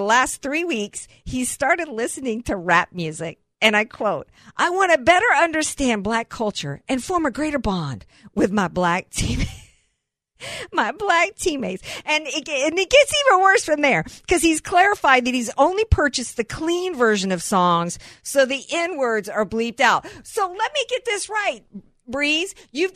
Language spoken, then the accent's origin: English; Deep South, United States; somebody who grew up in the Deep South